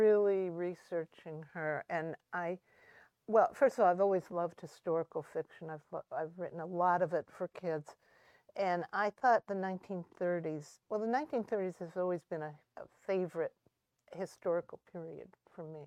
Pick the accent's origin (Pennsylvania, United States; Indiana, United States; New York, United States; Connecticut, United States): Indiana, United States; I was from Indiana